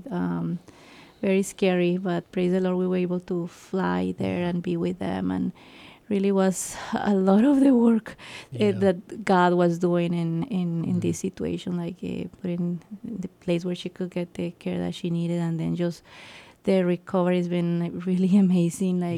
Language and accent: English; Colombia; moved away as an adult; also born or lived in Florida / North Carolina; now in Guam; So we're from Colombia, South yes. America.